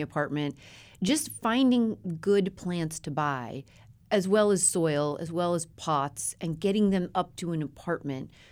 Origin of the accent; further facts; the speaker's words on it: Colorado, United States; moved away; My best friend growing up in Colorado